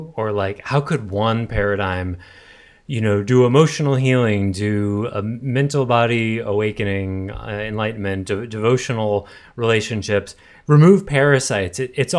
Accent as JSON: {"language": "English", "region": "Massachusetts", "country": "United States"}